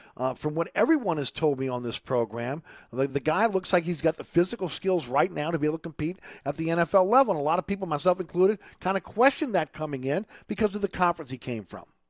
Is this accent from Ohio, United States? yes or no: no; New Orleans, Louisiana, United States; also born or lived in Saint Bernard; I grew up in New Orleans.